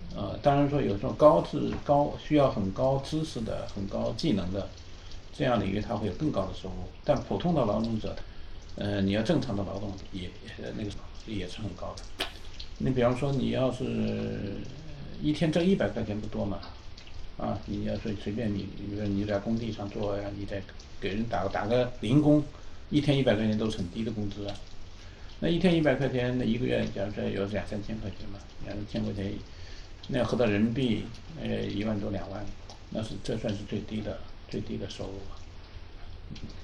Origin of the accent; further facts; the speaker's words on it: China; moved away as an adult; now in United States; 我们这一代很明显是中国人哈，我们在中国长大